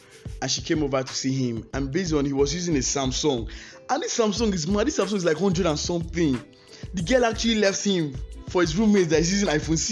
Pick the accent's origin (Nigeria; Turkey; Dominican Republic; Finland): Nigeria; I'm a Nigerian